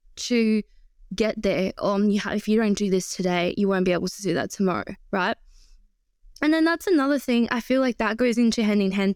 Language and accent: English; Shanghai, China; moved away; I was born in Shanghai, and it's a very, very busy city